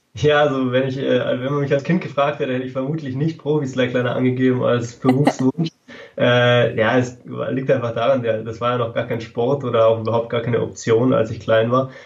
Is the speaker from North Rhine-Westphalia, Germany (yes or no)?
no; Freising, Bavaria, Germany; ich komme aus Freising bei München